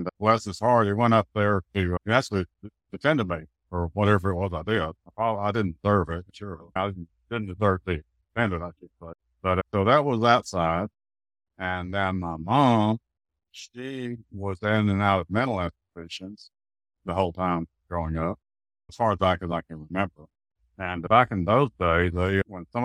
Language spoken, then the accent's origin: English; Dallas, Texas, United States; also born or lived in Tyler, Texas; I grew up in Oak Cliff, which is on the south side of Dallas